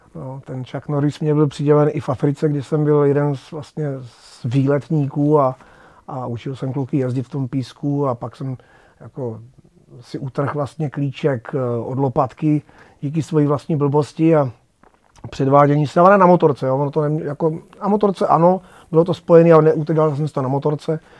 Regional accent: Moravský Krumlov, South Moravian Region, Czechia; já jsem se narodil v Rakšicích, což je součást vlastně Moravského Krumlova

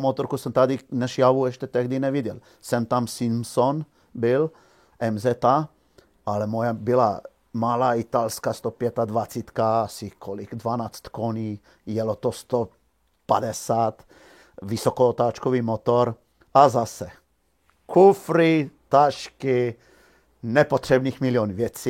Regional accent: Žužemberk, Slovenia; moved away; já jsem se narodil ve Slovinsku v malé vesničce Žužemberg

